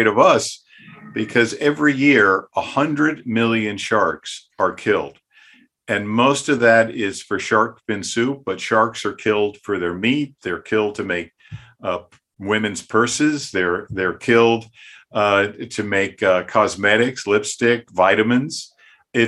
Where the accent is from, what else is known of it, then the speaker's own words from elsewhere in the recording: Philadelphia, Pennsylvania, United States; I grew up around Philadelphia, went to the beaches in New Jersey over the years